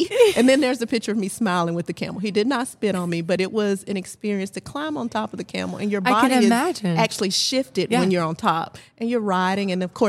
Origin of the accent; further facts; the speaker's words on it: Dublin, Georgia, United States; moved away as an adult; also born or lived in Savannah, Georgia / Atlanta, Georgia; grew up in the Dublin area and then went off to school at Savannah State.